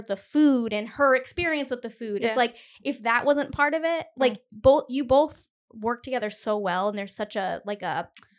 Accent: Cumberland, Rhode Island, United States; I'm from Cumberland

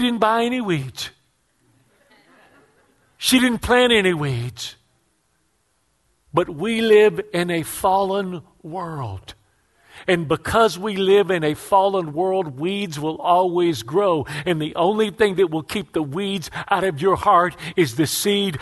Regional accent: Houston, Texas, United States; I grew up poor in the Mexican ghetto of Houston

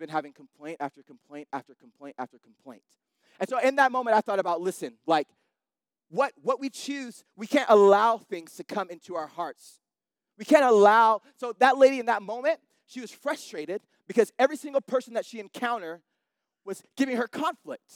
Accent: Salt Lake City, Utah, United States; I'm from Salt Lake City

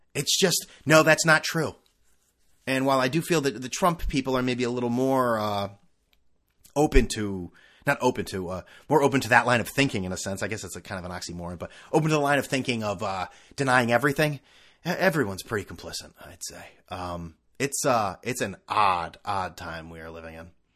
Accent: Northeast, United States; now in California, United States; I'm from the Northeast

